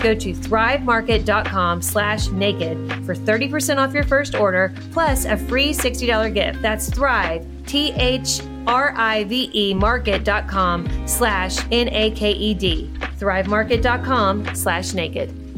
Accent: Kentucky, United States; moved away; we're from Kentucky originally. We say cussing.

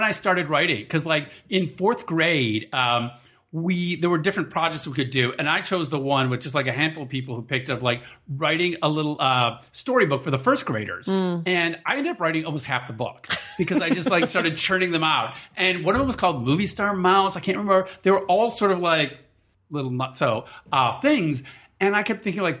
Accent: suburbs of Chicago, Illinois, United States; Midwestern Catholic boy, suburbs of Chicago, 9 kids

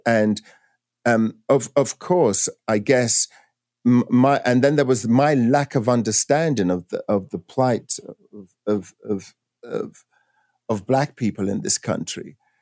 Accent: England, United Kingdom; moved away as an adult; now in United States; growing up in England

